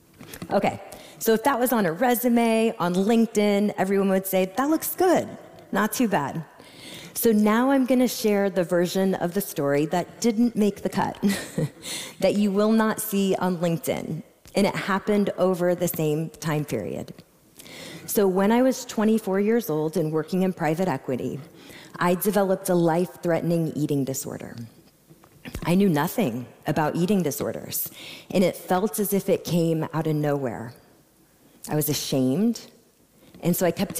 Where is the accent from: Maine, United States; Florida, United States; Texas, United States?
Texas, United States; Austin; I was born and raised here in Austin, Texas